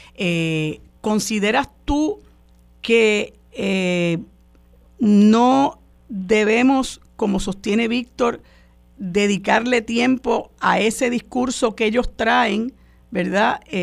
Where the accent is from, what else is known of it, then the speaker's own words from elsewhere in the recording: Puerto Rico; nuestro país